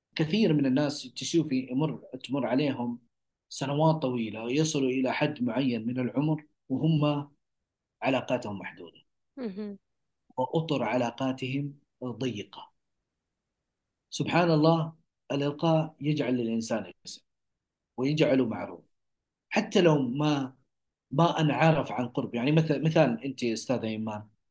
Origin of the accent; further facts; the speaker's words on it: Saudi Arabia; نحن كسعوديين